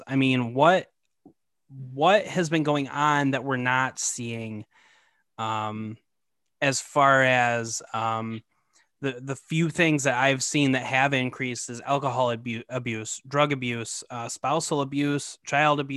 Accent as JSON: {"language": "English", "region": "Michigan", "country": "United States", "said": "we're both from Michigan"}